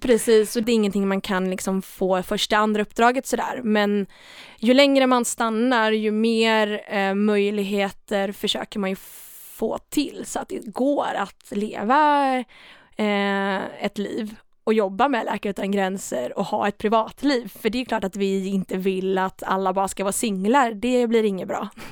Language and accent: Swedish; Sweden; Jag är från Sverige